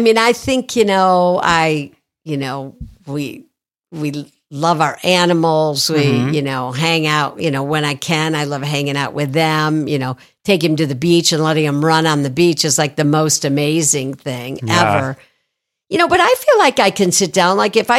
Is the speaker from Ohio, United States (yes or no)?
yes; Toledo, Ohio, United States; Toledo, Ohio.